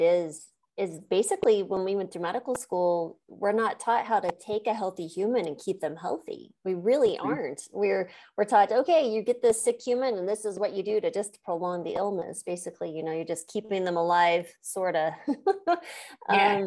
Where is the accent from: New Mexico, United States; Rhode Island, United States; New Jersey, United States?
New Mexico, United States; I was born and raised in New Mexico